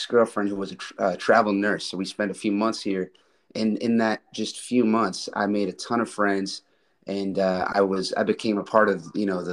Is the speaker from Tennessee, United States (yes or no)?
no; Grafton, Massachusetts, United States; now in Austin, United States; I grew up in Grafton, not far from there.